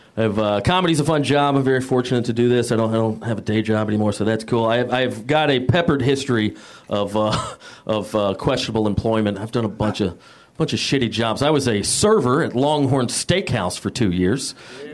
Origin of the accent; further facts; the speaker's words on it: Georgia, United States; moved away as an adult; now in Los Angeles, United States; I'm from Georgia, the Napa Valley